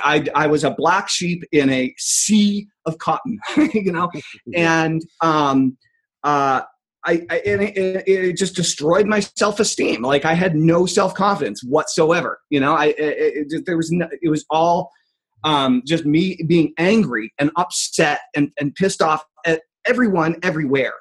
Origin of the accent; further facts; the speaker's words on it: Enfield, New Hampshire, United States; I grew up in Enfield, New Hampshire, very small town.